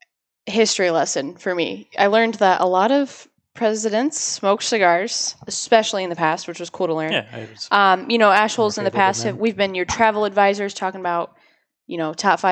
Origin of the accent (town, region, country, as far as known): Ohio, United States; born or raised there; now in New Hampshire, United States